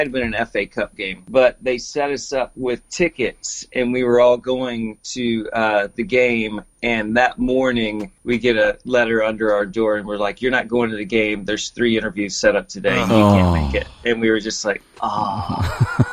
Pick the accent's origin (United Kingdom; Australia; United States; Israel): United States; Huntsville, Texas; also born or lived in Dallas; I grew up in Huntsville, which is in between Houston and Dallas.